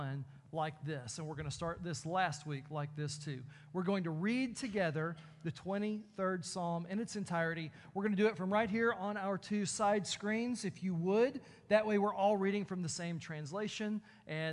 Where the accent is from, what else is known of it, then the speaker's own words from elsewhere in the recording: Texas, United States; I'm from Texas